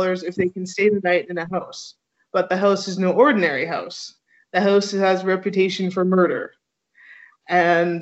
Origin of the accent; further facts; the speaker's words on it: Canada; I'm your Canadian ambassador